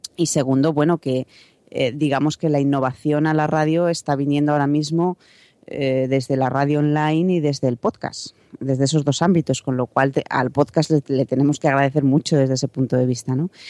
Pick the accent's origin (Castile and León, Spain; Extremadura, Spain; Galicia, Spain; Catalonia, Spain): Castile and León, Spain; Salamanca; also born or lived in Madrid; volver a Salamanca, de donde soy